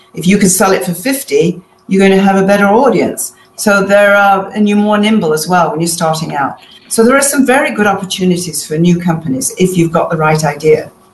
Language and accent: English; Manchester, North West England, United Kingdom; moved away; I'm originally from Manchester in England